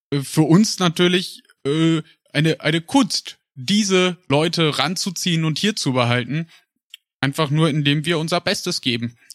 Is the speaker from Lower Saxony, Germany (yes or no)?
no; Paderborn, North Rhine-Westphalia, Germany; moved away; Weil ich komme ja ursprünglich aus Paderborn.